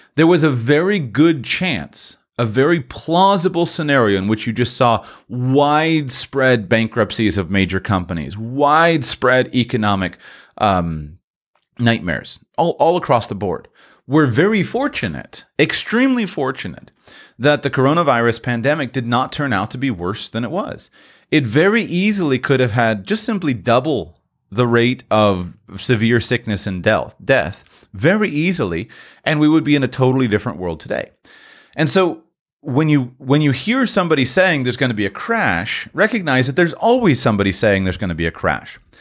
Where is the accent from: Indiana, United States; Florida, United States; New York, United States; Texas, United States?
Florida, United States; Broadcasting now from the beautiful Sunshine State, state of Florida. This is my home state in these United States